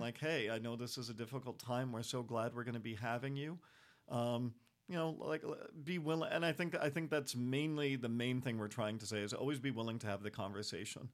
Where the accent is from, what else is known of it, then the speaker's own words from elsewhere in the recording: United States; also born or lived in Europe; I'm American